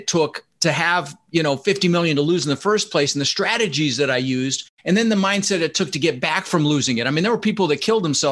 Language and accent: English; Denver, Colorado, United States; also born or lived in Netherlands; now in Florida, United States; I immigrated from the Netherlands, you know, Holland, wooden shoes, windmills, when I was 6 years old with my brother Albert, my mother's Vancha. And we ended up in Denver, Colorado, and we didn't have much